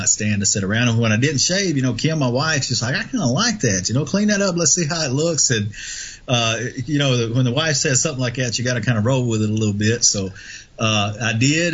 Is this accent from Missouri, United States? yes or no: no; Muscle Shoals, Alabama, United States; my hometown in Muscle Shoals